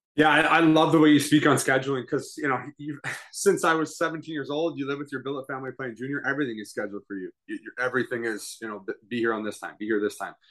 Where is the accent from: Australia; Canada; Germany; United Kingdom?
Canada; as a Canadian kid